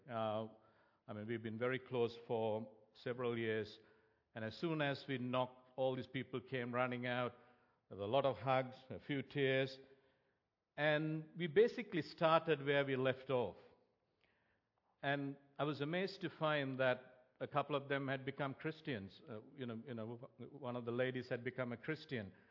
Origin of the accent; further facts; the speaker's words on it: Sri Lanka; moved away; growing up in Sri Lanka